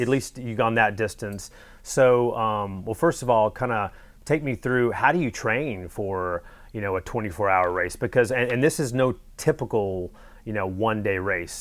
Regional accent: North Carolina, United States; I'm from North Carolina as well

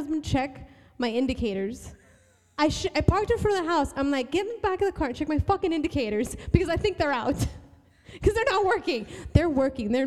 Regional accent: Miami, Florida, United States

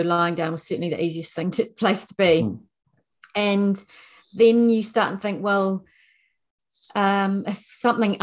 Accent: Nelson, New Zealand; moved away as an adult; also born or lived in Wellington, New Zealand / London, United Kingdom; I had left my hometown of Nelson

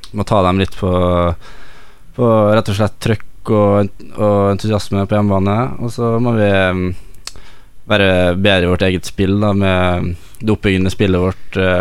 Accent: Møre og Romsdal, Norway; moved away; also born or lived in Molde; jeg er jo fra Romsdalen, så jeg er jo vant til ja. fjord og fjell

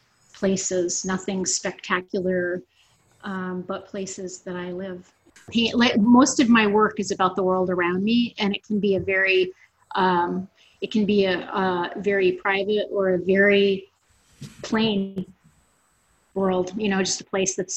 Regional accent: Swanzey, New Hampshire, United States; also born or lived in Keene, New Hampshire; I'm a native New Hampshireite, and I was born in Keene, and raised in Swansea, and we were kind of out in the woods

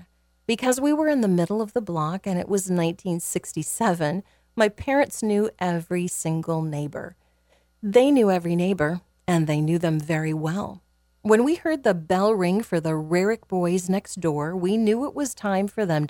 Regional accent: Benson, Minnesota, United States; people from my hometown, people that are my neighbors, people that I think are great.

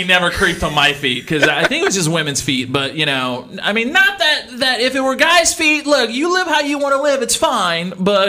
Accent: Louisiana, United States; And growing up in Louisiana, correct me if I'm wrong, but my mom, anything we cooked at night, it had rice and gravy involved.

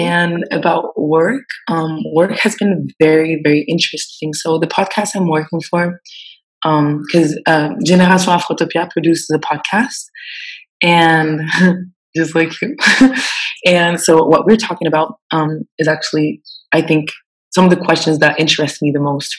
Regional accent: Switzerland; moved away as an adult; now in Senegal; I'm Swiss and I grew up in Switzerland

